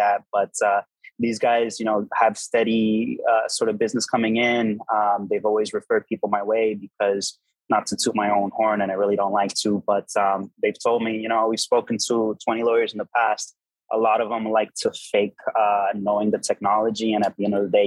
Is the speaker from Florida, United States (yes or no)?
yes; Miami, Florida, United States; moved away as an adult; also born or lived in Dubai; I just came back to Miami to establish myself in my hometown